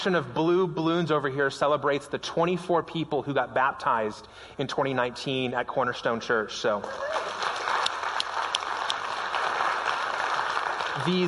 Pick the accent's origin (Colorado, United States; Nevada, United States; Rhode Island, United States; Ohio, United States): Nevada, United States; Las Vegas; now in Prescott, United States; Las Vegas. It's my hometown. It's where I grew up